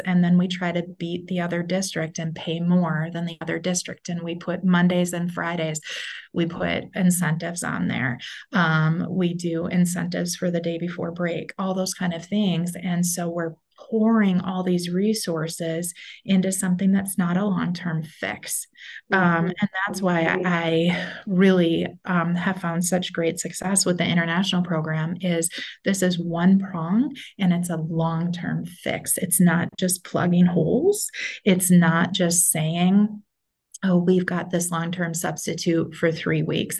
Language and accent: English; Minnesota, United States; moved away as an adult; also born or lived in North Dakota; So I am back in Minnesota, which is the state that I'm from